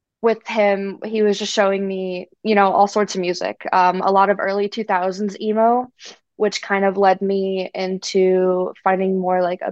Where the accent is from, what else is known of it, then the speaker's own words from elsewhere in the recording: Las Vegas, Nevada, United States; We're all from Vegas